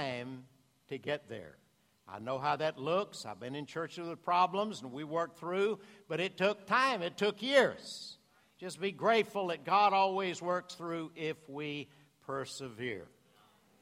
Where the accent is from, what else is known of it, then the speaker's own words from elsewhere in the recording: Louisiana, United States; moved away; also born or lived in Boston; A little mixed up, Louisiana boy, right across the border